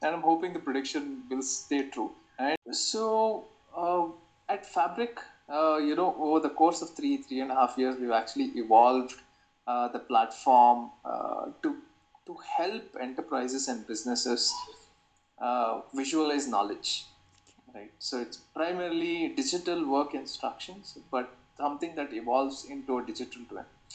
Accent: Bangalore, Karnataka, India; also born or lived in Rutgers, New Jersey, United States; because I'm from Bangalore, I chose to move back and explore opportunities here

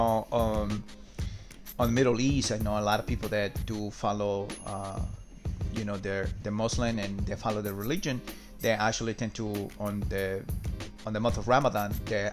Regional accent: Peru; So I'm from South America myself. I'm from Peru

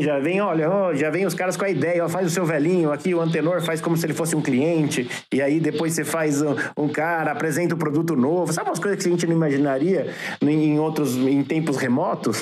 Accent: Brazil; I'm from Brazil

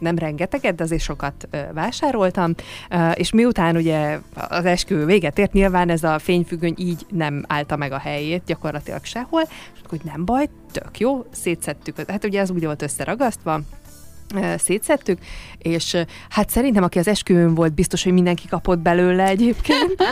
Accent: Hungary; most nyilván magyarok vagyunk

